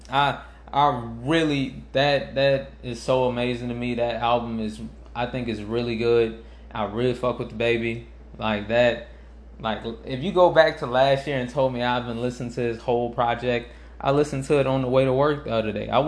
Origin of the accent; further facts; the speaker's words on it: New Orleans, Louisiana, United States; I'm from New Orleans. I I was actually late to …. I was late to … because I I came to him when I I started coming back to uh when I came back here for high school